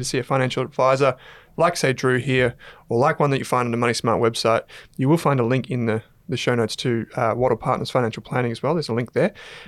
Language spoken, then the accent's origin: English; Australia; I'm Australian, mate. Vegemite on toast is like the thing that we're known for.